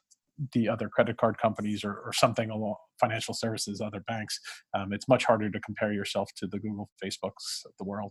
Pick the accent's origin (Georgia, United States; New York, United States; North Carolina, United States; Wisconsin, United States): New York, United States; New York City; I've lived in New York, I grew up in Brooklyn